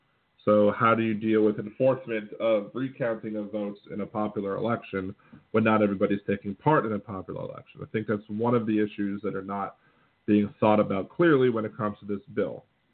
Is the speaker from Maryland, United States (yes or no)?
yes; Maryland, United States; moved away; It's my annual trip to visit my family. Because I'm originally from Maryland.